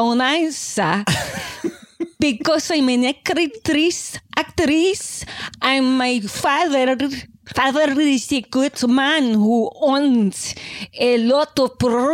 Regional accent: Spain; English is a second language; I'm from Spain.

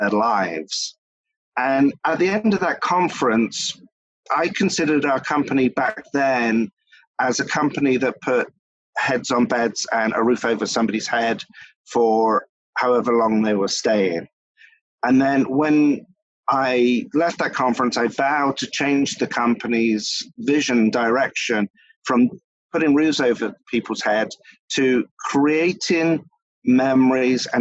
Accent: England, United Kingdom; moved away as an adult; now in Philadelphia, United States; Ever since I was a child, I grew up in England, and my parents were in the hospitality industry

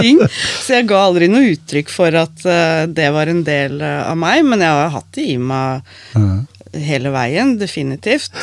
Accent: Skien, Vestfold og Telemark, Norway; jeg har vokst opp på Skottfoss.

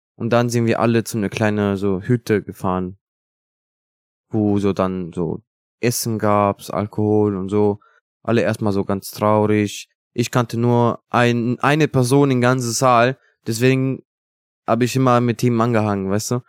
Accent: Italy; German is a second language; now in Germany; bei uns in Italien

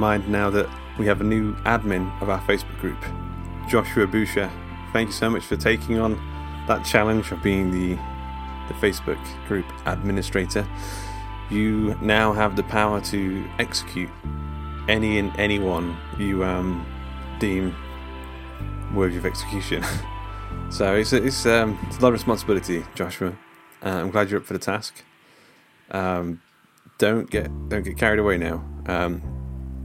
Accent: England, United Kingdom; we're English.

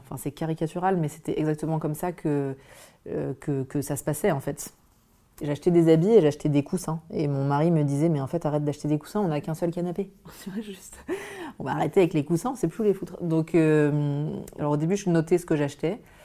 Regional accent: Auvergne-Rhône-Alpes, France; moved away as an adult; also born or lived in Grenoble / Lille; j'ai grandi en Auvergne

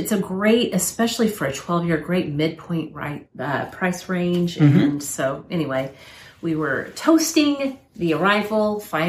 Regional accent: United States; as an American

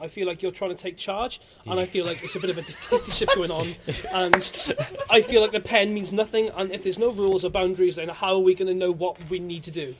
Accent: Wales, United Kingdom; born or raised there

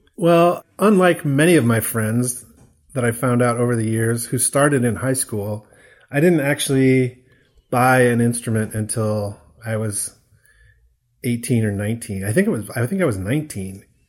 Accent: near Peoria, Illinois, United States; moved away as an adult; now in Chicago, United States; I grew up near Peoria, Illinois, which is not that far from Chicago

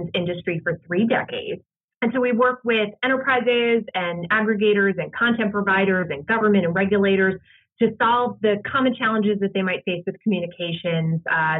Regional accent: New Jersey, United States; I am from New Jersey

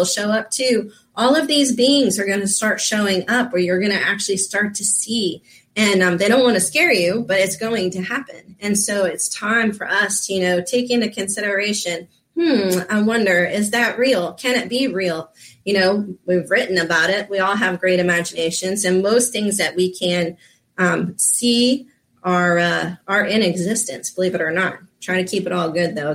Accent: Florida, United States; I grew up down here in Florida

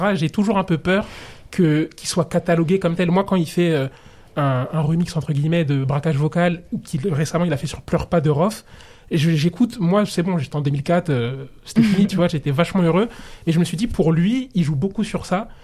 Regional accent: Comoros; je suis comorien

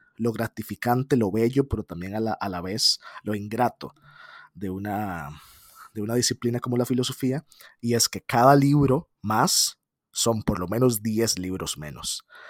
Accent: San José, Costa Rica; yo soy de San José, Costa Rica

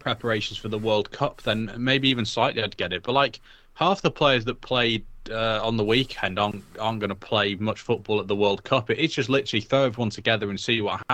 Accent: Wales, United Kingdom; also born or lived in England; I grew up in Wales. I've lived in Wales most of my life. I'm English. I was born there.

